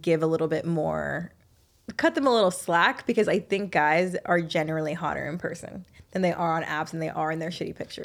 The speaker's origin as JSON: {"language": "English", "region": "the South", "country": "United States", "said": "I'm from the South"}